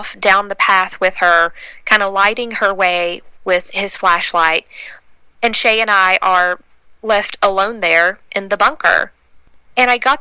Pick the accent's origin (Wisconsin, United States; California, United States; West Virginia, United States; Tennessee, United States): West Virginia, United States; growing up in West Virginia